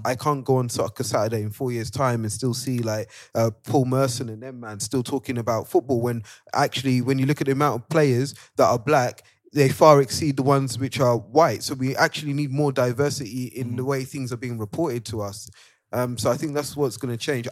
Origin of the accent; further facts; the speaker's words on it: Nigeria; As a Nigerian